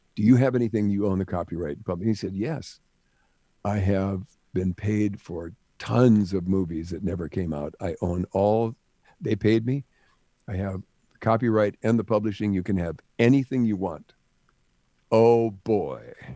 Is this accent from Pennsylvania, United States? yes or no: no; Jamestown, North Dakota, United States; moved away as an adult; also born or lived in Los Angeles; I came from Jamestown, North Dakota